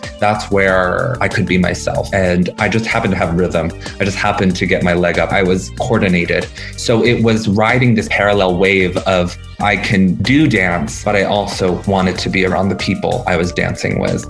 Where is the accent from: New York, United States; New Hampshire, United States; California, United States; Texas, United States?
New Hampshire, United States; Dover; also born or lived in Atlanta, Georgia; now in Houston, United States; I'm originally from Dover, New Hampshire. I was born in Atlanta, Georgia.